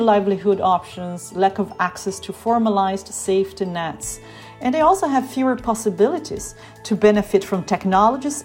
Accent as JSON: {"language": "English", "country": "Brazil", "moved": "yes", "lives_now": "Berlin, Germany", "said": "I'm speaking from Germany, even though I'm from Brazil"}